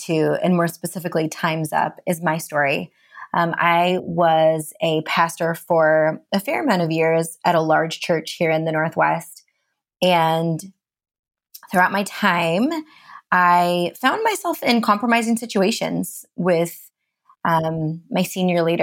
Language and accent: English; India; now in Seattle, United States; I'm East Indian, an immigrant